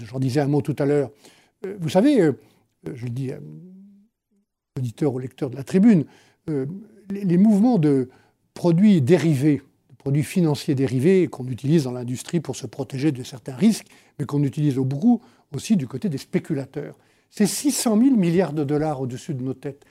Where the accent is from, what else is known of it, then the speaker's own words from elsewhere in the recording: Savoie, Auvergne-Rhône-Alpes, France; depuis la Savoie, que j'ai gérée pendant 17 ans